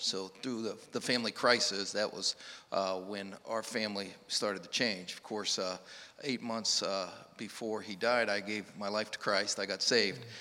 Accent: Northeast Ohio, United States; I grew up in Northeast Ohio

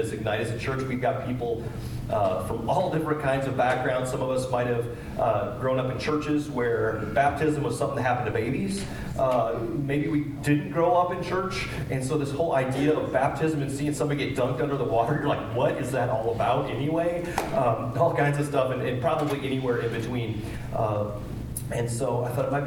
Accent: Kewanee, Illinois, United States; growing up in Kewaunee, not far from here

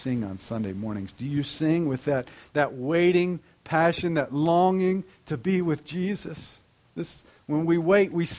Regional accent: North Carolina, United States

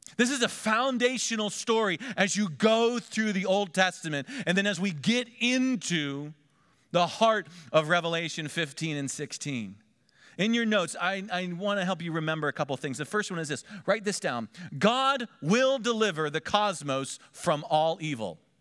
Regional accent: Pennsylvania, United States; moved away; also born or lived in Miami Valley; we're from Pennsylvania.

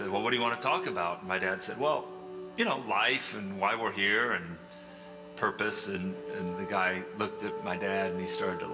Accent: England, United Kingdom; now in United States; I grew up in England. My dad was in England his whole life until he was about 40, and then we moved to the States.

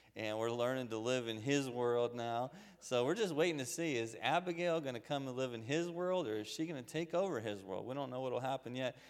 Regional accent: Waynesboro, United States; I grew up here in Waynesboro on Henry Avenue

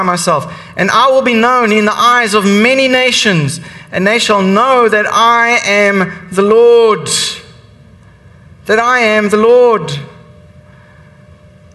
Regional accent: South Africa; I'm South African. I grew up and I was raised in that apartheid system

